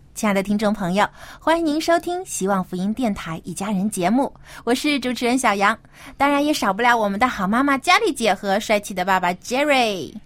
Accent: China; 我们中国人可能也是还有一些这种传统和保守的思想

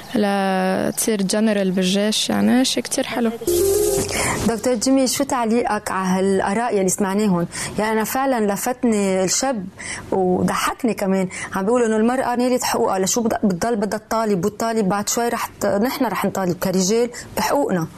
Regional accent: Lebanon; نحن بمجتمع لبناني

